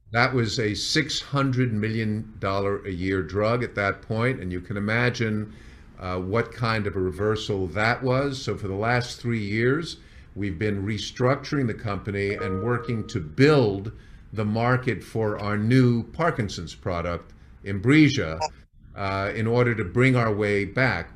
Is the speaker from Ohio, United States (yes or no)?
no; New York, United States; moved away as an adult; also born or lived in San Diego / Las Vegas; moved to New York. This is my hometown